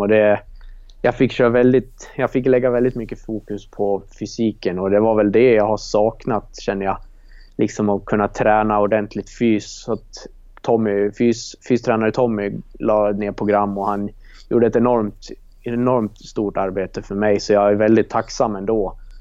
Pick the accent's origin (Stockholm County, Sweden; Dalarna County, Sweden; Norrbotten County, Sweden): Dalarna County, Sweden; Leksand; det var där jag gick skola från ja, förskolan till, till högstadiet då, tills man bytte till Samisdal för att gå hockeyklass. Så att jag har ju gått grundskolan där och det är väl ja, där jag växte upp